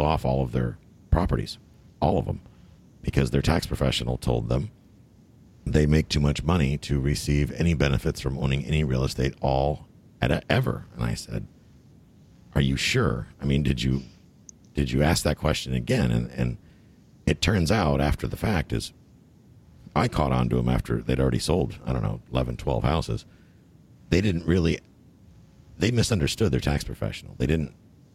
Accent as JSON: {"language": "English", "town": "Buffalo", "region": "New York", "country": "United States", "moved": "yes", "lives_now": "Florida, United States", "said": "I'm not from the city, though. I'm from Buffalo"}